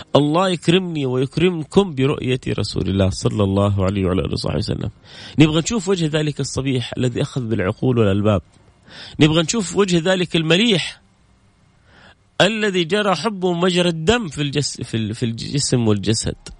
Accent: Jeddah, Makkah Province, Saudi Arabia; انا من جده

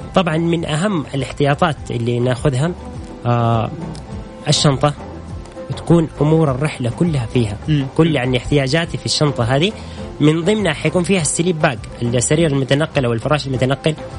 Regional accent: Saudi Arabia; كاول سعودي

